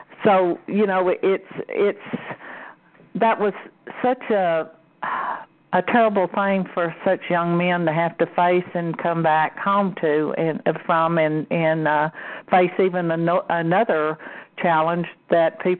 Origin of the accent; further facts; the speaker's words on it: Mexico; I'm Mexican